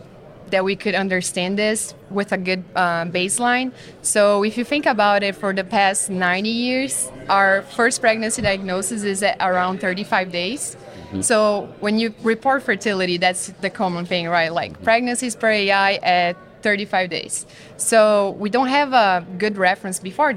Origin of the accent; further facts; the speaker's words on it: southern Brazil, Brazil; moved away as an adult; now in United States; I'm from Brazil, actually, southern Brazil. Small little town in the west part of my state